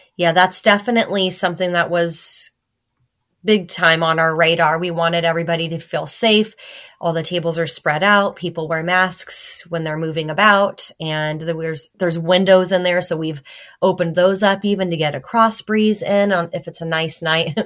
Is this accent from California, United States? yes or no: yes; California, United States; moved away; I grew up in California